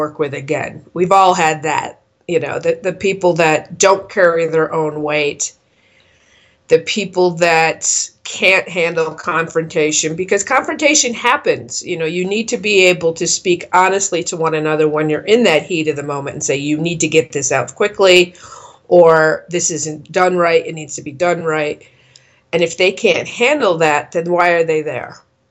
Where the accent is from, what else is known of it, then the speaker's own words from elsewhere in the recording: East Coast, United States; moved away as an adult; now in Colorado, United States; I had kind of BS'd my way in as an executive chef at a little tiny restaurant at a place back east near my hometown